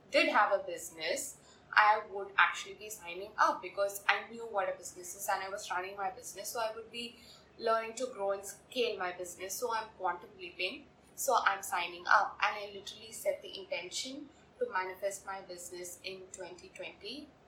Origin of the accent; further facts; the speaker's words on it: India; I'm from India